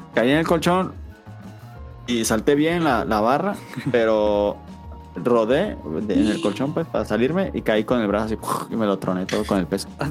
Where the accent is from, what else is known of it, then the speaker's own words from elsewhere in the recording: Mexico; como todo mexicano